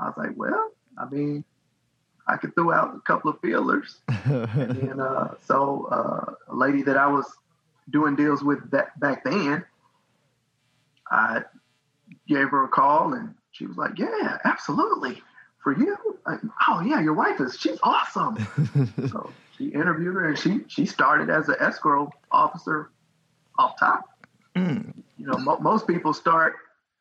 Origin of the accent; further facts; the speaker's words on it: Indiana, United States; moved away; I'm not from here. I'm from Indiana.